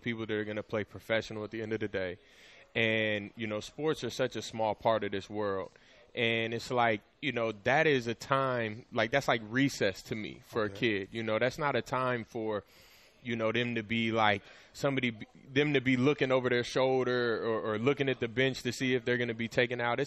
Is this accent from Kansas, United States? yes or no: yes; Kansas, United States; moved away; also born or lived in Seattle area; where I'm from Kansas